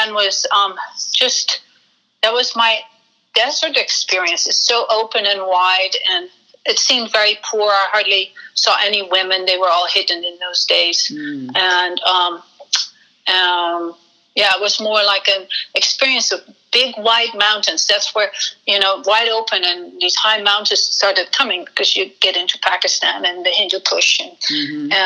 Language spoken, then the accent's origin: English; Netherlands; moved away as an adult; also born or lived in Amsterdam, Netherlands; now in United States; I'm a baby boomer, so I grew up in post-war Holland